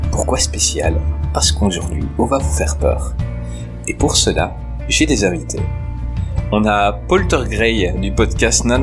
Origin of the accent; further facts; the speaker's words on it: Belgium; Ah moi en Belgique on n'a pas encore inventé le métro, on se déplace à cheval.